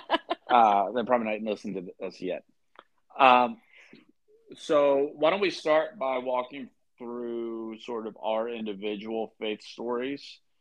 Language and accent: English; Columbus, Ohio, United States; also born or lived in Lexington, Kentucky; So I was born in Lexington, Kentucky, but ultimately kind of grew up in Central Ohio.